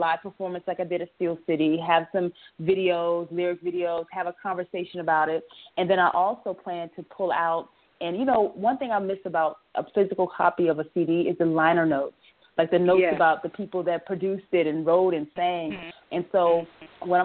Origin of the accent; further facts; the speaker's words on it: Bluffton, South Carolina, United States; when people ask me where I'm from, I tell them I'm from Bluffton